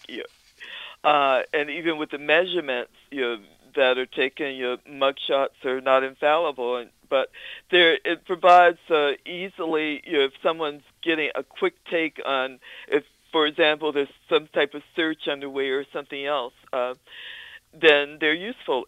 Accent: Danville, Virginia, United States; now in Albany, United States; my hometown of Danville, Virginia

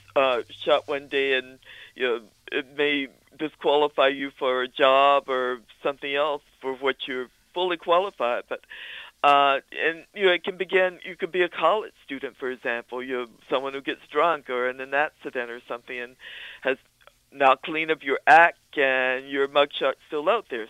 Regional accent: Danville, Virginia, United States; now in Albany, United States; my hometown of Danville, Virginia

